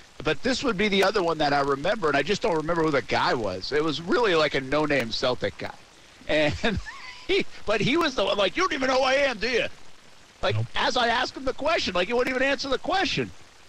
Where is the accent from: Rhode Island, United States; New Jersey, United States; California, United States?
Rhode Island, United States; now in Jacksonville, United States; Like, I'm from Rhode Island. I went to school in Ohio. I worked in Providence. I worked in Albany, New York. I worked in Louisiana. Now we live in Jacksonville.